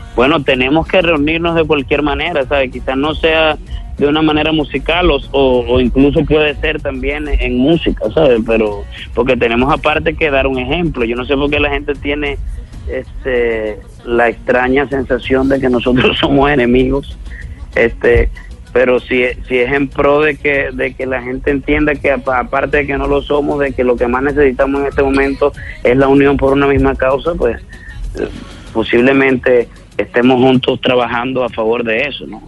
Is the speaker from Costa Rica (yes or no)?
no; Venezuela